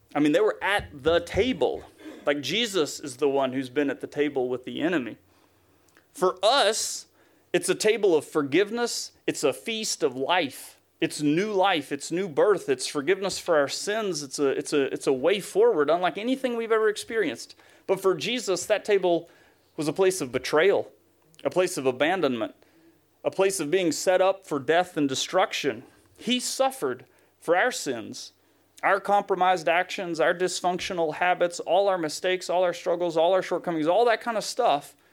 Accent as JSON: {"language": "English", "region": "Tennessee", "country": "United States", "accent": "Southern", "moved": "yes", "said": "I'm from Tennessee by this point."}